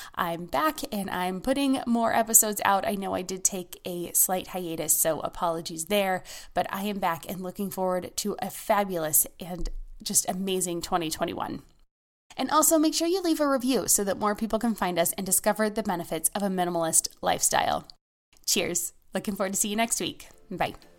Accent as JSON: {"language": "English", "country": "United States", "said": "As an American"}